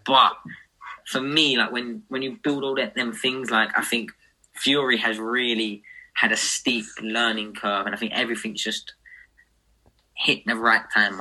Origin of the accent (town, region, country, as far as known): United Kingdom